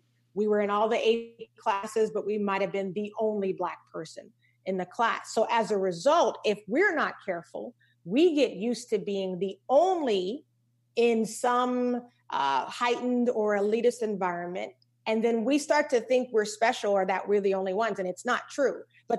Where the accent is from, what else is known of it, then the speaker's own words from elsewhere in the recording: Charleston, South Carolina, United States; We grew up in Charleston, South Carolina.